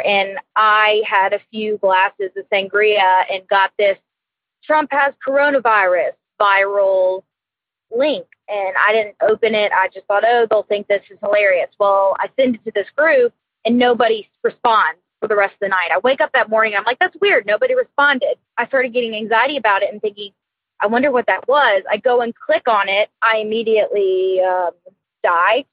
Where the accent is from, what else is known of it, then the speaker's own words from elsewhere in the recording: Beaumont, Texas, United States; moved away as an adult; now in New Orleans, United States; my hometown of Beaumont, Texas, back to my new home in New Orleans.